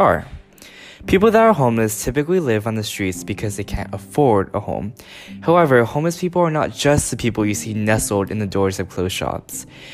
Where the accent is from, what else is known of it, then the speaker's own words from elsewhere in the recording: Pomona, California, United States; moved away as an adult; now in San Francisco, United States; I'm from Pomona, California, recently moved to San Francisco to attend the University of San Francisco.